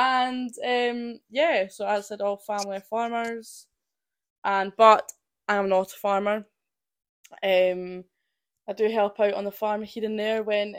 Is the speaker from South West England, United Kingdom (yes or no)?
no; Perth, Scotland, United Kingdom; And I'm just from a wee family farm in Perth, Scotland.